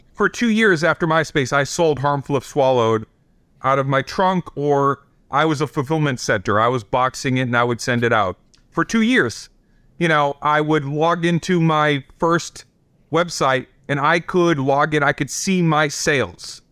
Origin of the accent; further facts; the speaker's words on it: Boston, Massachusetts, United States; I'm the kid from Boston